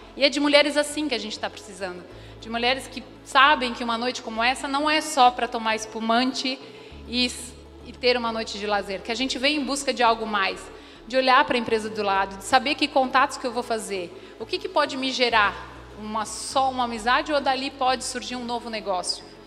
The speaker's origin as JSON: {"language": "Portuguese", "town": "Rio do Sul", "region": "Santa Catarina", "country": "Brazil", "said": "eu sou de Rio do Sul"}